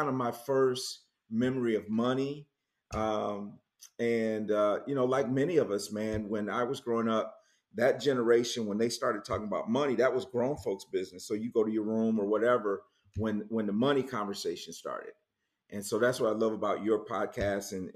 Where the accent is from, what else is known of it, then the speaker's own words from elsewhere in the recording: Muskegon, Michigan, United States; moved away as an adult; also born or lived in Kalamazoo, Michigan / Jackson, Michigan; now in Charlotte, United States; I grew up in Muskegon and then went to Western Kalamazoo, where I met my wife, and then lived in Jackson.